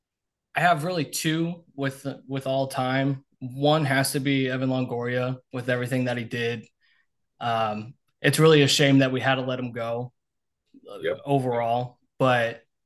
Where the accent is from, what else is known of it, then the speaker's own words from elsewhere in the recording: Tampa, Florida, United States; I'm born and raised in Tampa.